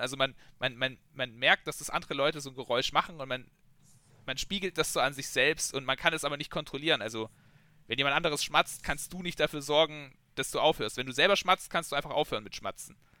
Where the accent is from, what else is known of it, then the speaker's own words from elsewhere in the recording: Germany; als Deutscher trinkst du so dein Bier